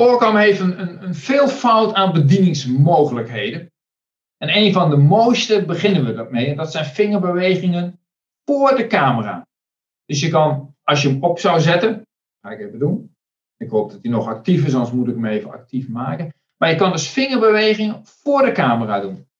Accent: Netherlands; we als Nederlanders

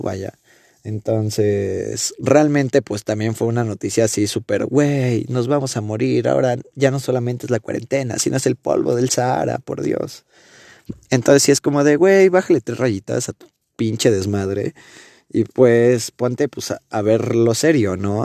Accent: Mexico; hablando como mexicano, obviamente, como de este lado de México

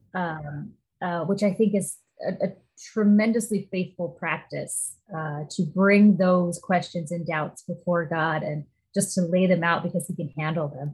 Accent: Midwest, United States; now in Pacific Northwest, United States; I grew up in the Midwest

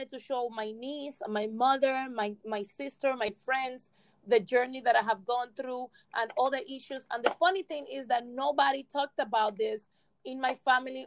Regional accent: Cuba; now in Miami, United States; I was born in Cuba, raised in Cuba, and I've been living in Miami for over 27 years.

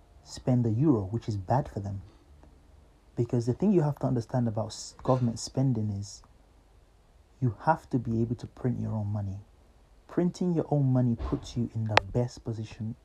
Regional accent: Nigeria; moved away; I grew up in Nigeria

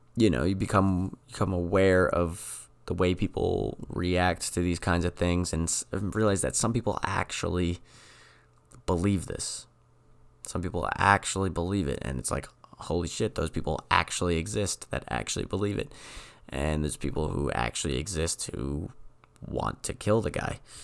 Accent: New England, United States; I'm from New England

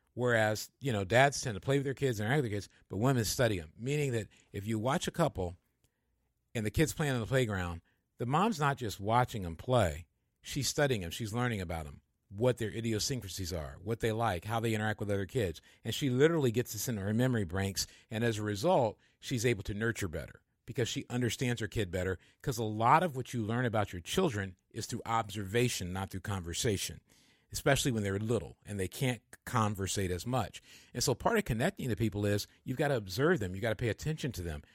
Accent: Michigan, United States; I'm from Michigan and the part of Michigan I'm from

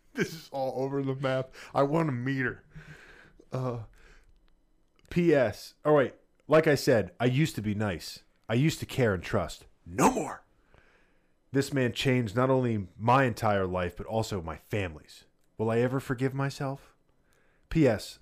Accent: New Jersey, United States; growing up in Jersey

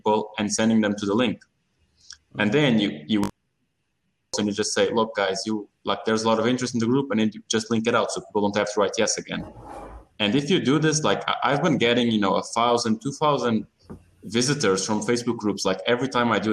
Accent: Portugal; I'm originally from Portugal

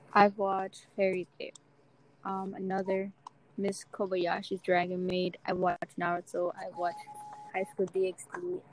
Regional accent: Dominican Republic; moved away; I was raised in Dominican Republic

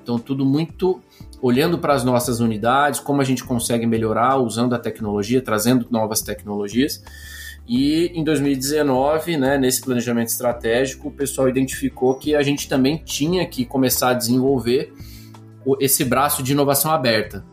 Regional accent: Campinas, São Paulo, Brazil; sou nascido aqui no Brasil, nascido em Campinas

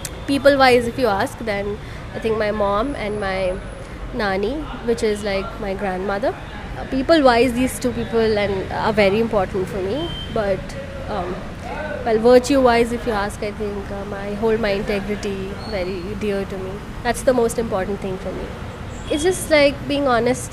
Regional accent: Bihar, India; now in Bangalore, India; I am currently based out of Bangalore, and I'm working with a media company in Bangalore. But I come from Bihar.

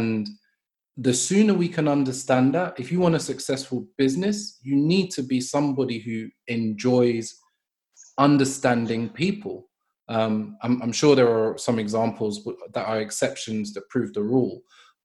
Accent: London, United Kingdom; I'm from Brixton.

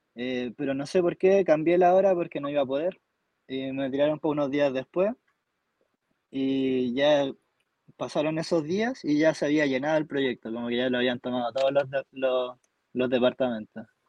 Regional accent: Temuco, Araucanía, Chile; moved away as an adult; now in Alto Hospicio, Chile; actualmente estoy viviendo en Alto Hospicio, pero soy originario de Temuco

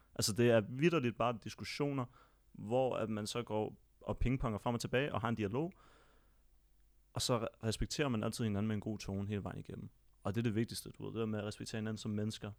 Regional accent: Copenhagen, Capital Region of Denmark, Denmark; nu er jeg selv født og opvokset på Vesterbro, og bor der stadig til den dag i dag.

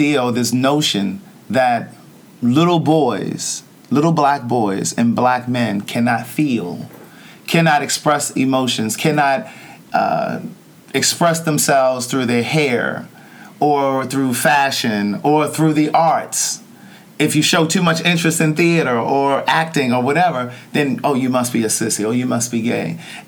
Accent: Baltimore, Maryland, United States; my hometown.

